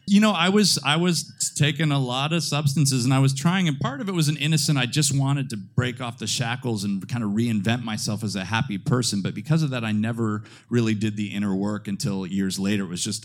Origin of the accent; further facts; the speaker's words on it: Midwest, United States; now in New York City, United States; But I really look at it as a blessing, and because I am, I'm from the Midwest.